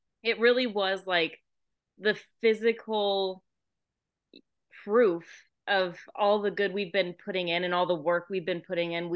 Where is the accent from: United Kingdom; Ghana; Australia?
Australia; accent: Australian; my Australian accent